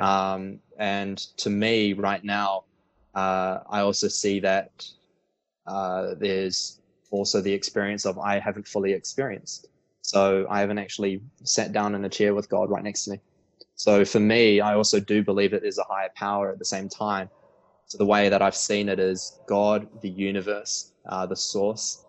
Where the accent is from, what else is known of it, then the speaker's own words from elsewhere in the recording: Auckland, New Zealand; also born or lived in Queenstown, New Zealand / Sydney, Australia / Melbourne, Australia; So grew up in Auckland, New Zealand, and right now I'm in Auckland